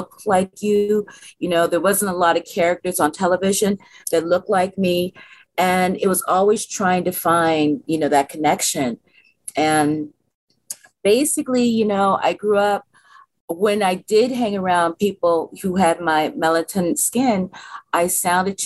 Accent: San Francisco, California, United States; I'm a native San Franciscan. I was born in San Francisco in the 60s, and I helped integrate

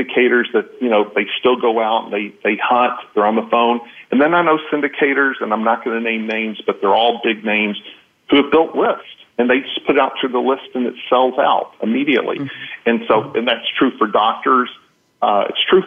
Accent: Texas, United States; I'm from Texas

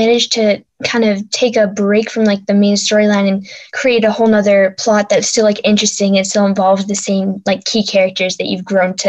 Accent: Boston, Massachusetts, United States; from Boston, and you are listening to Kids First Coming Attractions.

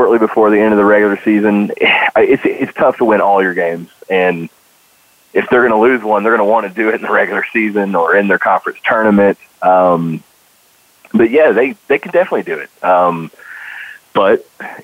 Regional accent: North Carolina, United States; moved away; also born or lived in Missouri; I was born in North Carolina

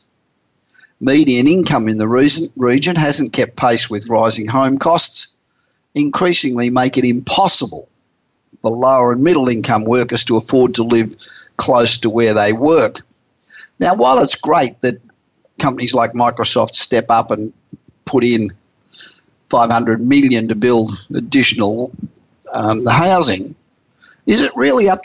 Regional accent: Australia; now in United States; as an Australian, although I've lived in the United States for over 30 years

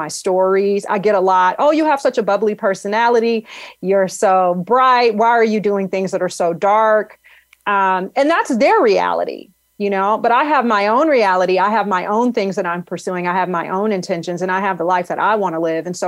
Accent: Detroit, Michigan, United States; I grew up in Detroit

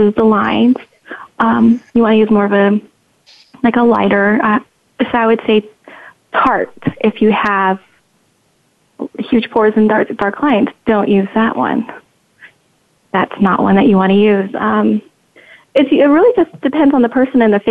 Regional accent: Nebraska, United States; moved away; also born or lived in Reno, Nevada; I am originally from Nebraska, Reno, Nevada, as well.

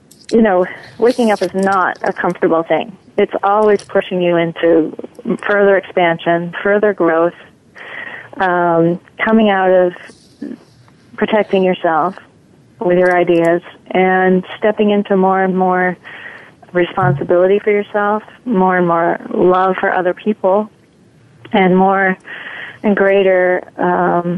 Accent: Maine, United States; moved away; also born or lived in New York / Wisconsin; I'm from Maine originally

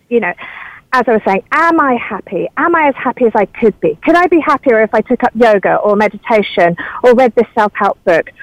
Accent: United Kingdom; moved away as an adult; now in California, United States; a British person arriving in California

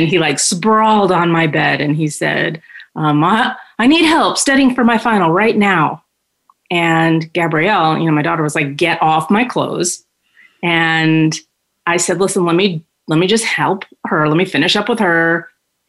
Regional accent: New York, United States; moved away as an adult; now in Phoenix, United States; I'm originally from New York and born and raised there. I moved to the Valley when I was 30

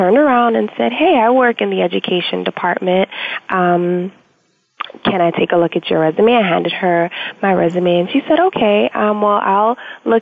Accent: New York City, New York, United States; I am born and raised in Brooklyn, first-generation American, and lived just about 10 minutes from the Brooklyn Museum

